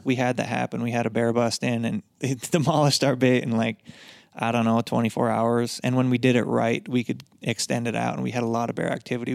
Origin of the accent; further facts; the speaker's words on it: Upper Michigan, United States; moved away; I grew up in Michigan, Upper Michigan